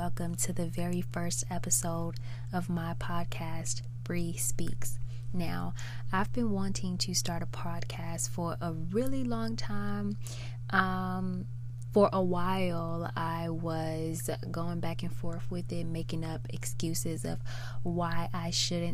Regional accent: Chicago, Illinois, United States; moved away; I was born and raised in Chicago, Illinois, the south side of Chicago, Illinois

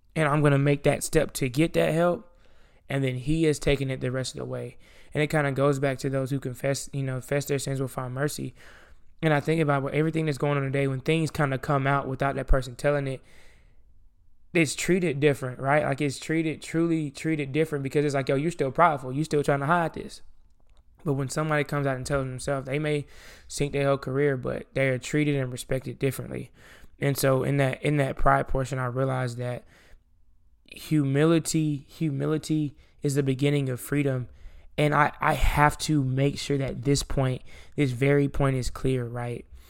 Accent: the South, United States; I'm from the South

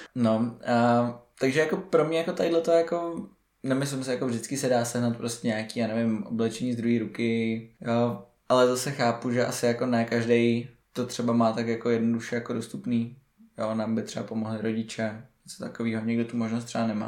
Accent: Prague, Czechia; jsme z Prahy

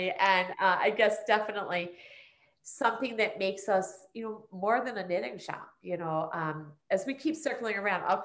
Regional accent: Prospect Park, Pennsylvania, United States; when we moved from Swarthmore to Prospect Park, this being my hometown

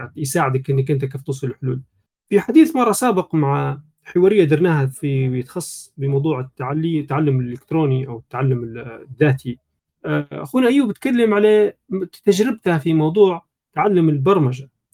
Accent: Libya; احنا ليبيين

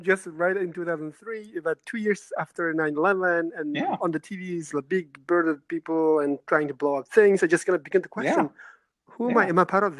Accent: Uzbekistan; English is a second language; now in Denmark; I am originally from Uzbekistan, coming to Denmark.

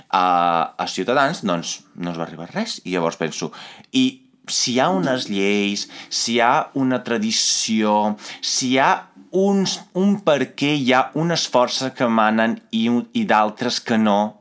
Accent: Italy; Catalan is a second language; moved away as an adult; now in Catalonia, Spain; jo, com a italià, que vaig venir aquí

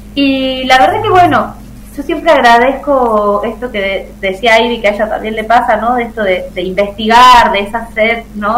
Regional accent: Tucumán, Argentina; moved away as an adult; now in Mendoza, Argentina; yo soy tucumana, eh, mi hijo también, y vivimos hasta agosto del año pasado en Tucumán.

